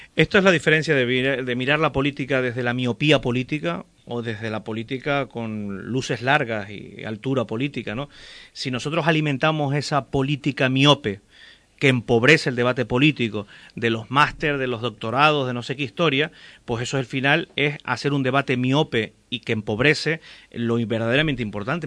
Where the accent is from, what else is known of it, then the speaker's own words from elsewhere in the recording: La Palma, Canary Islands, Spain; en la isla de La Palma, de donde yo soy